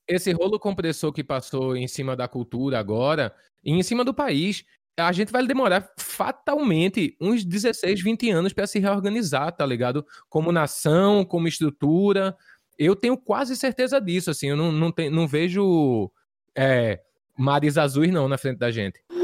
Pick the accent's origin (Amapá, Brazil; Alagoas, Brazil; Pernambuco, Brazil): Pernambuco, Brazil; Recife; moved away; quero tocar na minha terra, tô com saudade